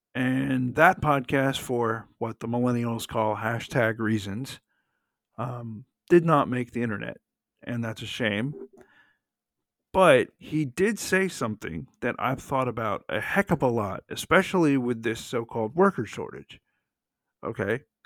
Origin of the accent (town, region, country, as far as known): Atlanta, Georgia, United States; born or raised there